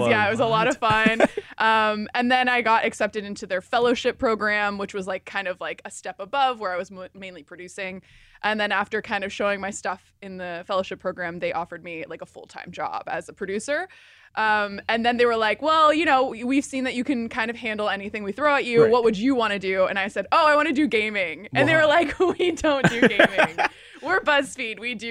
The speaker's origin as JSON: {"language": "English", "region": "Midwest", "country": "United States", "tie": "born or raised there", "also_born_or_lived": "Indianapolis, Indiana / St. Louis, Missouri", "moved": "as an adult", "lives_now": "Los Angeles, United States", "said": "I grew up in the Midwest. Okay. I'm a Midwestern girl, born and raised."}